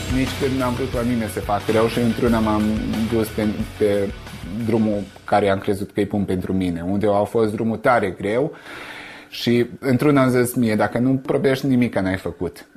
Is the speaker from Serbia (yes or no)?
yes; Sânmihai, Vojvodina, Serbia; now in Novi Sad, Serbia; satul meu, adică despre Sân Mihai